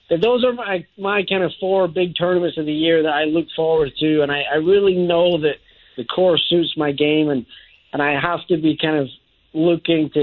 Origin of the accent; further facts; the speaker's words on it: Scotland, United Kingdom; now in United States; growing up in Scotland